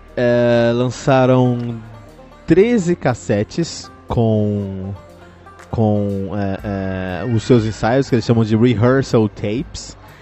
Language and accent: Portuguese; Cotia, São Paulo, Brazil; eu que cresci em Cotia, ali tínhamos um, um bar chamado Incinerator